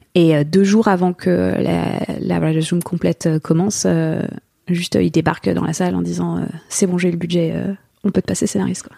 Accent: France; moved away as an adult; now in Los Angeles, United States; On est bon petit Français

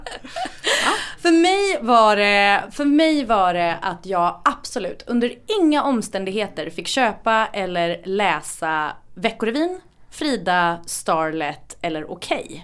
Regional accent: Gothenburg, Västra Götaland, Sweden; i närheten av där jag växte upp, eh, precis liksom en, en liten tvärgata till Linnégatan i Göteborg

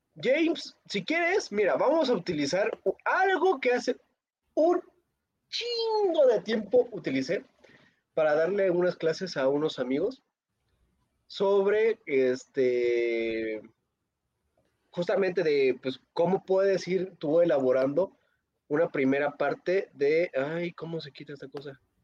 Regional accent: Mexico

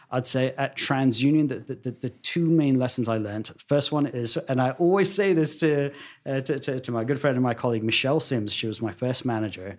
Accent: London, United Kingdom; now in United States; I was this boy born and raised in Wembley

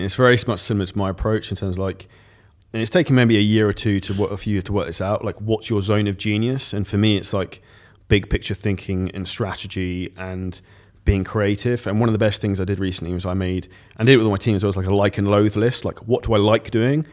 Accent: United Kingdom; I'm British

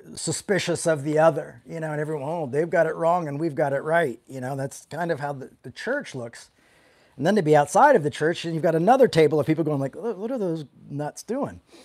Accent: the South, United States; when I was growing up in the South

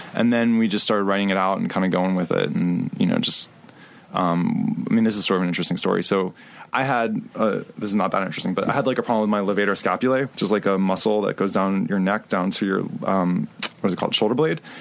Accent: Miami, Florida, United States; moved away; also born or lived in New York; I was born in Miami, Florida

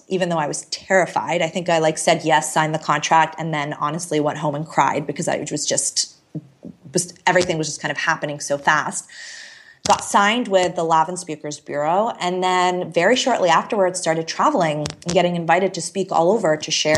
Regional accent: Canada; also born or lived in Toronto / Chicago; I moved to Chicago randomly as a Canadian

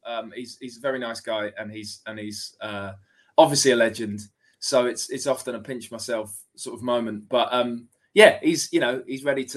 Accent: Hitchin, East of England, United Kingdom; I grew up in Hitchin, a little town

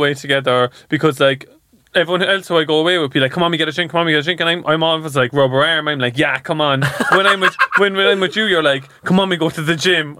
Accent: Cork, Munster, Ireland; I think because we grew up in Cork and in Ireland

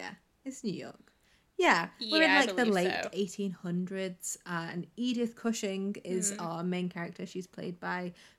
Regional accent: England, United Kingdom; we're English.

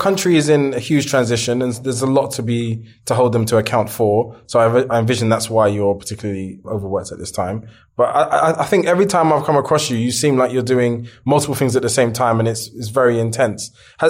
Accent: London, United Kingdom; growing up in Hackney.

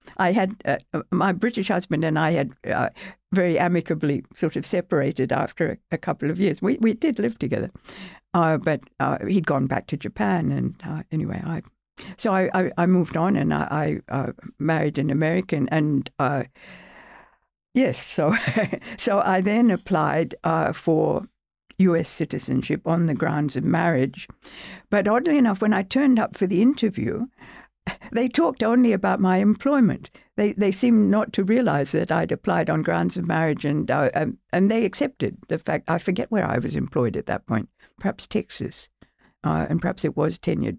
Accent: Melbourne, Victoria, Australia; moved away as an adult; also born or lived in United Kingdom / United States; I'm a professor at, at, at, at Australian Catholic University in Melbourne, my hometown

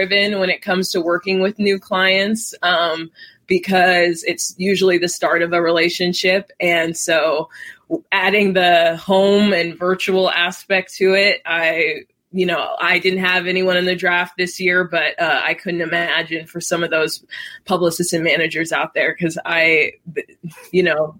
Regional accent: Las Vegas, Nevada, United States; I'm born and raised in Las Vegas

